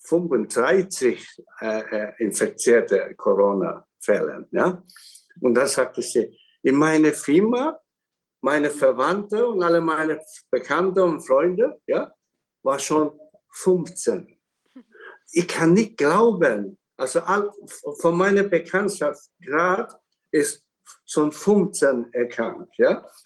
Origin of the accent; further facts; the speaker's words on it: Hong Kong; born there; German is a second language; Und in Hongkong, wo ich geboren bin, sind auch Chinesen.